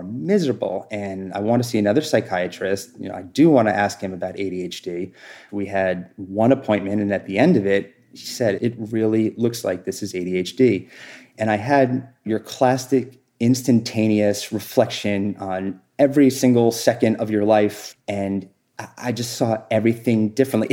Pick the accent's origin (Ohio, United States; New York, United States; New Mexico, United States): New York, United States; also born or lived in New Jersey; I moved before fourth grade, I moved from New Jersey to New York